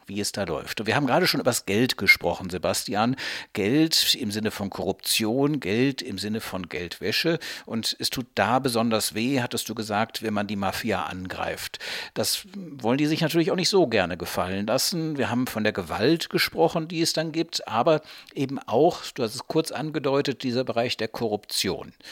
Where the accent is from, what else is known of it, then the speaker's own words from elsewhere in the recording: Cologne, North Rhine-Westphalia, Germany; ich komme aus Köln